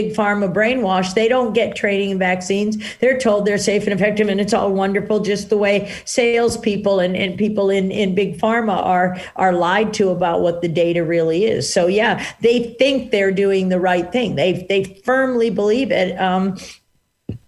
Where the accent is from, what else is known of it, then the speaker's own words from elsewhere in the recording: Washington, District of Columbia, United States; I grew up in Washington, D.C., and I'm an identical twin